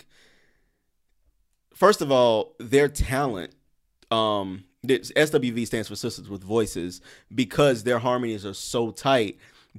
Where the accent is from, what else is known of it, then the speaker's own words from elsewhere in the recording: the South, United States; now in Brooklyn, United States; Listen, I'm in Brooklyn. I'm in New York. And I know I'm from the South, so I don't want nobody getting mad at me for this